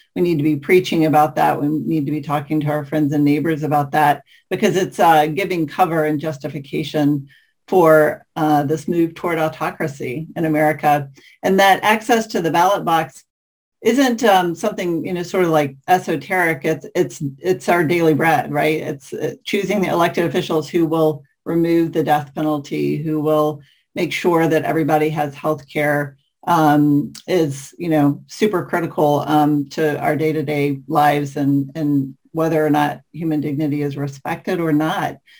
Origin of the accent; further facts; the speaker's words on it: the South, United States; as a white person growing up in the South